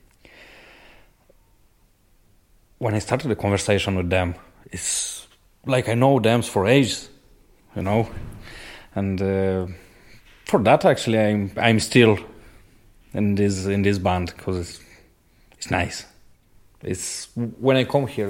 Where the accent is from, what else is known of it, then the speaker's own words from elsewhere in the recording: Moldova; English is a second language; moved away as an adult; now in Ireland; I'm from Republic of Moldova.